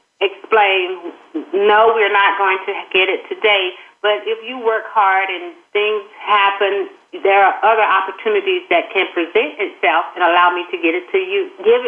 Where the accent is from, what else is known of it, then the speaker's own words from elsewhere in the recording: the South, United States; being from the South